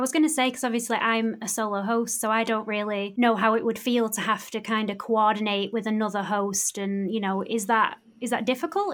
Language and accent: English; Bury, North West England, United Kingdom; my hometown in Bury